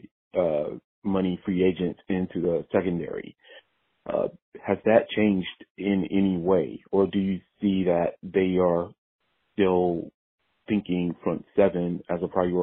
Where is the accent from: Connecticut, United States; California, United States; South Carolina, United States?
South Carolina, United States; I'm from South Carolina.